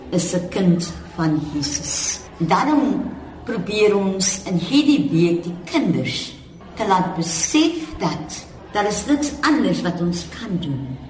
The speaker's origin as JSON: {"language": "Afrikaans", "town": "Cape Town", "region": "Western Cape", "country": "South Africa", "tie": "born or raised there", "said": "ek in Bridgetown as kind groot geword"}